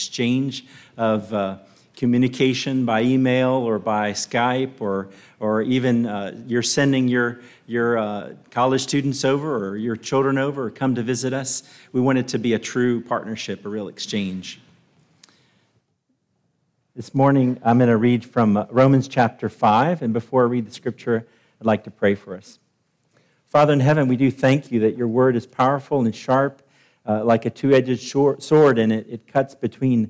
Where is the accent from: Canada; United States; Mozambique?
United States; Nashville, Tennessee; moved away; I'm from Nashville